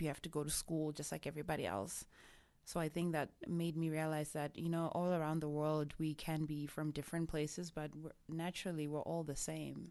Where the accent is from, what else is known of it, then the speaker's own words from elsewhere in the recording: Harare, Zimbabwe; first language Shona; English is a second language; moved away as an adult; also born or lived in South Africa / England; now in United States; I'm originally from Zimbabwe, in Harare. That's where I grew up